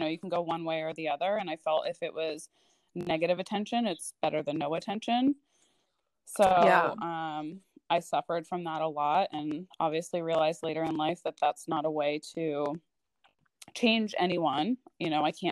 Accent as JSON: {"language": "English", "region": "southern New Hampshire", "country": "United States", "tie": "born or raised there", "also_born_or_lived": "Boston area, Massachusetts", "moved": "as an adult", "lives_now": "Maine, United States", "said": "I moved to southern New Hampshire when I was, I think, like 10. So I lived there until I was about 18"}